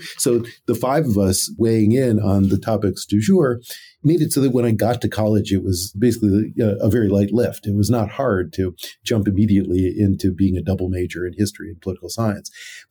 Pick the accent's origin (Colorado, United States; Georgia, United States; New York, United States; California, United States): California, United States; eventually went to UCLA as an undergraduate, which was only about 30 minutes away from where I grew up in the San Gabriel Valley.